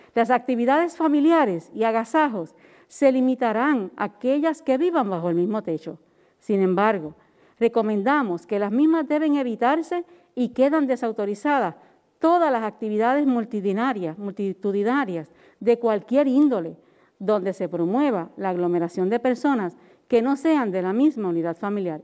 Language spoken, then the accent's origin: Spanish; Puerto Rico; Los puertorriqueños hemos sido resilientes